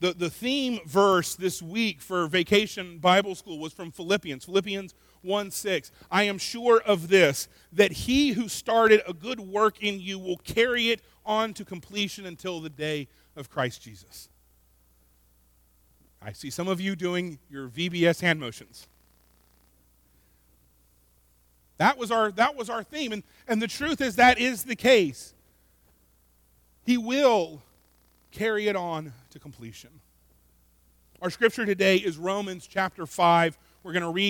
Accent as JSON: {"language": "English", "region": "Florida", "country": "United States", "said": "I'm from Florida and we're all crazy"}